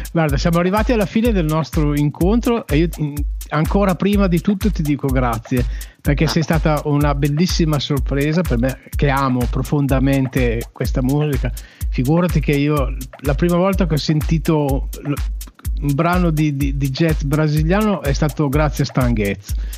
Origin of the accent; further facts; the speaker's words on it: Uruguay; now in Italy; Io sono nativo, sono uruguaiano, sono nato, ah. nel, su, sono nato nel Sud America da mamma cilena e papà, e papà italiano